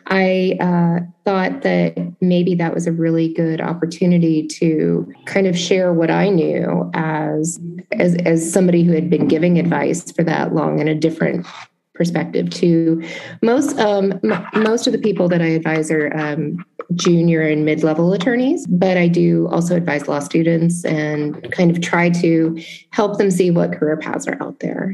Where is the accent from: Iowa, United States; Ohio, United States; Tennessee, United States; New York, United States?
Tennessee, United States; Memphis; moved away; my hometown of Memphis